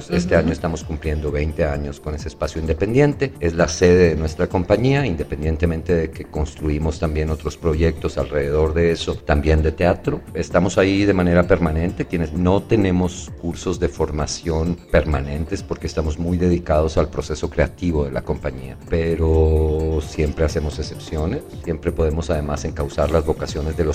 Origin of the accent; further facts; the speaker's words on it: Reynosa, Tamaulipas, Mexico; born there; now in Oaxaca, Mexico; Tengo viviendo en Oaxaca desde 1982. Soy tamaulipeco, nací en Reynosa, Tamaulipas, y soy orgullosamente tamaulipeco